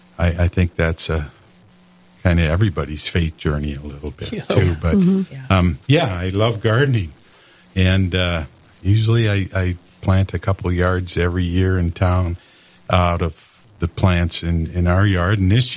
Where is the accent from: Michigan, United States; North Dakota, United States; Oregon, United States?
North Dakota, United States; Casselton; moved away as an adult; also born or lived in Yankton, South Dakota; now in Fargo, United States; I was raised in Castleton, North Dakota, met Barb in college in Yankton, South Dakota, Mount Marty College. Mm-hmm. And, we came to Fargo in 81